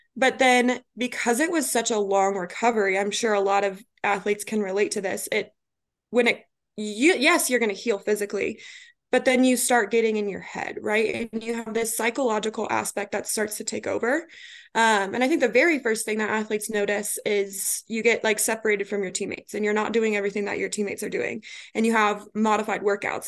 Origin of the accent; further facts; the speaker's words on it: Colorado, United States; moved away as an adult; also born or lived in Kansas; now in Atlanta, United States; I'm originally from Colorado